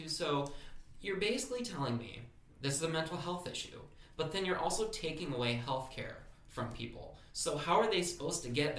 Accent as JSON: {"language": "English", "region": "Michigan", "country": "United States", "tie": "born or raised there", "said": "And, well, and I grew up in Michigan, and I know all about the Michigan militia."}